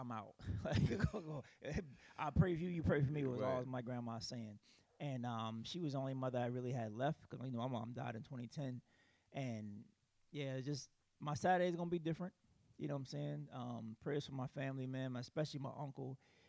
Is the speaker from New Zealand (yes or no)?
no; South Carolina, United States; I'm from South Carolina. Usually I go back to South Carolina